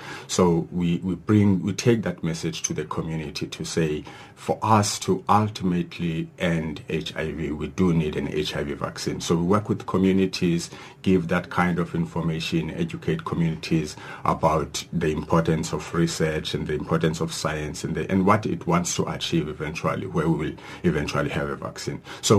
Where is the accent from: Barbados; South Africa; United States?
South Africa; Mthatha, Eastern Cape; Yes, we cannot forget one in happening in Mthatha, which is my hometown in the Eastern Cape.